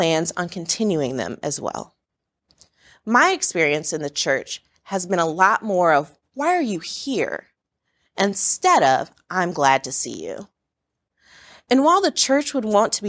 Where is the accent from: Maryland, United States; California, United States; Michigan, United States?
Michigan, United States; I'm from Michigan